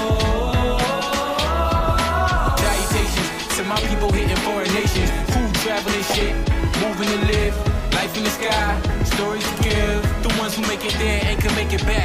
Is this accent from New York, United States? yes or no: yes; New York City, New York, United States; I'm a Queens girl from South Side